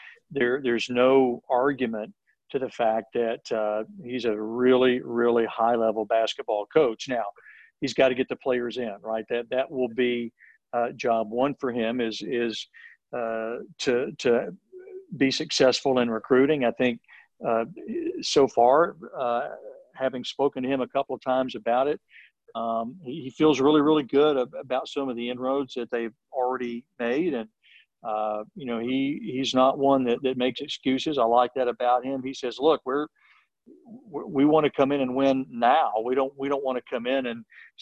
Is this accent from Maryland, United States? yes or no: no; Tennessee, United States; I'm from Tennessee